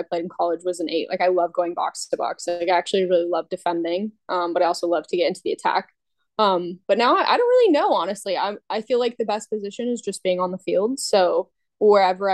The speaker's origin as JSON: {"language": "English", "region": "Colorado", "country": "United States", "tie": "born or raised there", "also_born_or_lived": "North Carolina", "moved": "as an adult", "lives_now": "Louisville, United States", "said": "my hometown's in Colorado"}